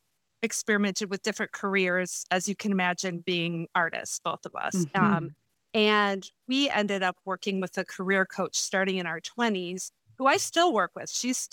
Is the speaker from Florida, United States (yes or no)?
no; Madison, Wisconsin, United States; also born or lived in Chicago; we moved back to my hometown of Madison, Wisconsin.